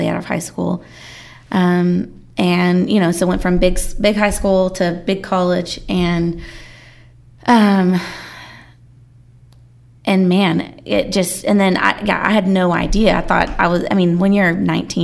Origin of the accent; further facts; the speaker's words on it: Allen, Texas, United States; I grew up in Allen